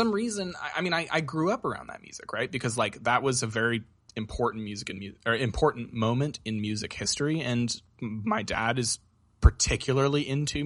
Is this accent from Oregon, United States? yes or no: yes; Portland, Oregon, United States; I grew up in the Portland metro area